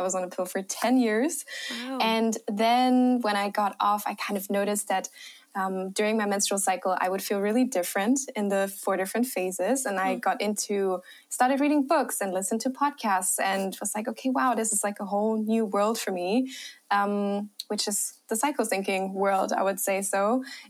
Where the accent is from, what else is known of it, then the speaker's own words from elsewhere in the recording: Germany; accent: German; English is a second language; also born or lived in Australia; Australia for a few years of my life, and I traveled a lot. So yeah, maybe I'm hoping you don't hear my German accent as much.